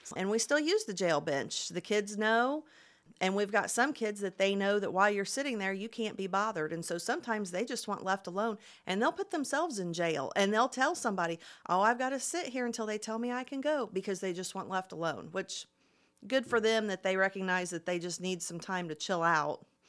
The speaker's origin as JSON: {"language": "English", "town": "Plainfield", "region": "Indiana", "country": "United States", "tie": "born or raised there", "moved": "as an adult", "lives_now": "Muncie, United States", "said": "I actually grew up in Plainfield, which is about thirty minutes west of downtown Indy"}